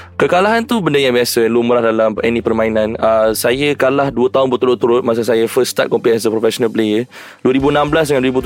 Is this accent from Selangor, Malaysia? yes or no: no; Johor, Malaysia; saya orang Johor Saya belajar kat Johor Dibesarkan de- dekat Johor